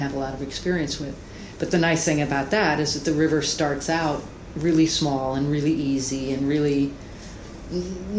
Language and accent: English; United States; I am an American, and I'm proud to be an American